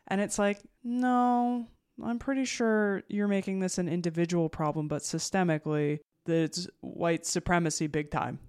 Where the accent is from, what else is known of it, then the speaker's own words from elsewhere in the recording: New Jersey, United States; I'm from New Jersey, the land of malls and diners